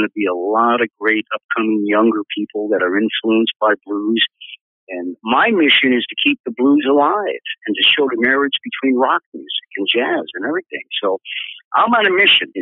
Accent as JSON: {"language": "English", "town": "Chicago", "region": "Illinois", "country": "United States", "tie": "born or raised there", "moved": "as an adult", "said": "Chicago's still my hometown, even though I don't live there. I consider Chicago my home."}